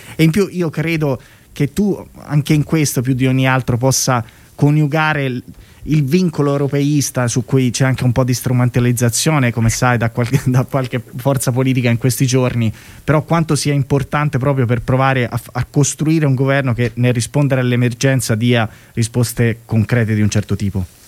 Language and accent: Italian; Tuscany, Italy; Io sono toscano